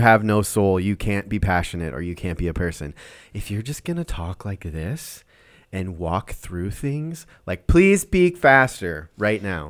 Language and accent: English; Minnesota, United States; I'm from Minnesota